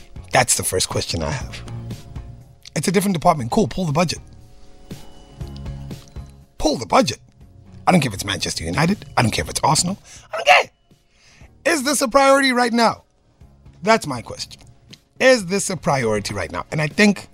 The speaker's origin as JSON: {"language": "English", "country": "South Africa", "said": "As a South African"}